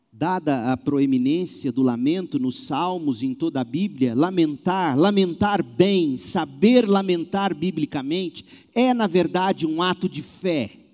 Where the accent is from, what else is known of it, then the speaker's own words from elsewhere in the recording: Brazil; nós brasileiros